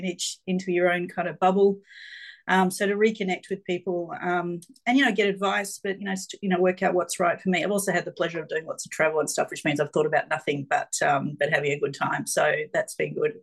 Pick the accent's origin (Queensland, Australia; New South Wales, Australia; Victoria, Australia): Victoria, Australia; Geelong; I grew up in Geelong, so I'm a country girl almost at heart